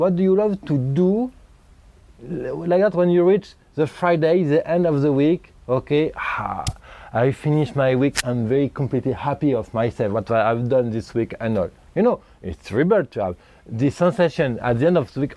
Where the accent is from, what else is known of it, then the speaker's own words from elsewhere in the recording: France; moved away; also born or lived in Thailand / India; I'm from France, okay? I'm living half of the time in Asia, Thailand, and India.